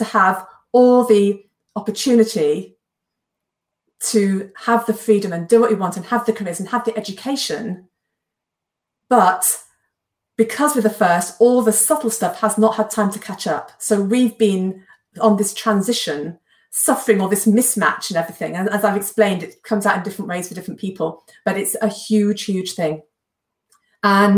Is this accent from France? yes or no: no; England, United Kingdom